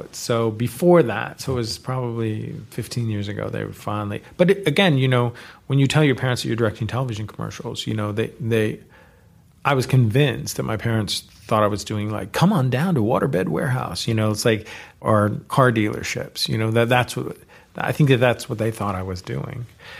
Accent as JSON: {"language": "English", "region": "California", "country": "United States", "tie": "born or raised there", "said": "So growing up in the Bay Area, you know, these were the people who were around."}